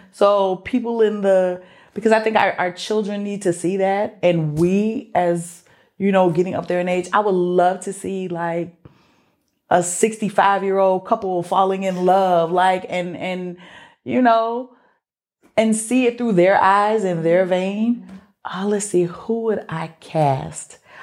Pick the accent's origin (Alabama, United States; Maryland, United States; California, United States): Alabama, United States; Mobile; I grew up in Mobile.